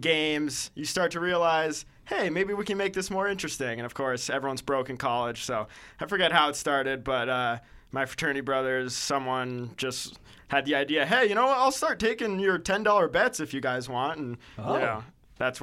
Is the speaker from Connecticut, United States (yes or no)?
yes; Connecticut, United States; also born or lived in Syracuse; Growing up in Connecticut